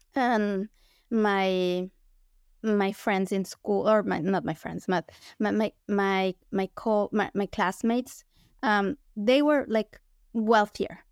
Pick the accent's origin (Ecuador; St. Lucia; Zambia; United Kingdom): Ecuador; Quito, Pichincha; moved away as an adult; also born or lived in Illinois, United States; now in United States; I'm from Ecuador